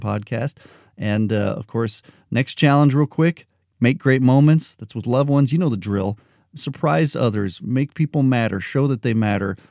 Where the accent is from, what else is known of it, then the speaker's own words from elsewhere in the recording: Albuquerque, New Mexico, United States; moved away; also born or lived in Los Angeles; I grew up in Albuquerque